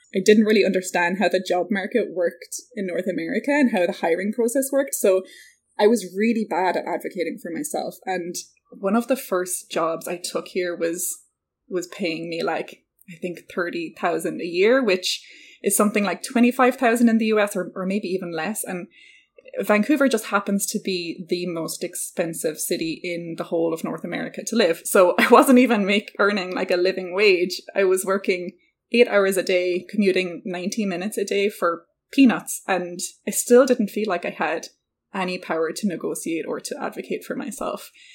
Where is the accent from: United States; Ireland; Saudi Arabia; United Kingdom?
Ireland; I'm Irish